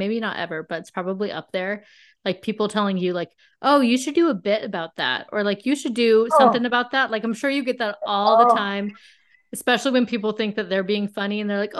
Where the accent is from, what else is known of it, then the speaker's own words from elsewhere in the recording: Las Vegas, Nevada, United States; I'm from Vegas, if people don't know. I'm sure you all do. I live in Vegas.